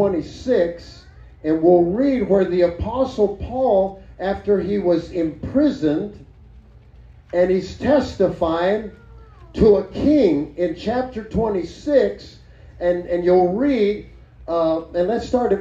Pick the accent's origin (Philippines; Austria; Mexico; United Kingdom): Mexico; now in New Mexico, United States; That foreign country happened to be Mexico.